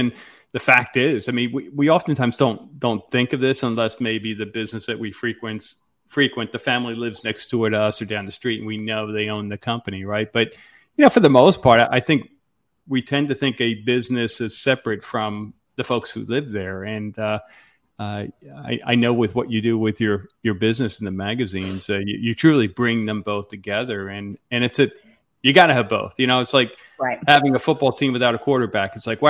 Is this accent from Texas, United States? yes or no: no; Philadelphia, Pennsylvania, United States; I came from the Philadelphia area, and we had a chain of health clubs.